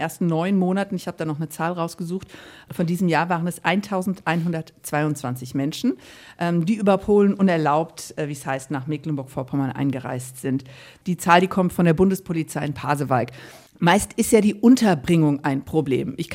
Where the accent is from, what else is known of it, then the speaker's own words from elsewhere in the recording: Ukraine; German is a second language; now in Germany; Ich komme aus der Ukraine.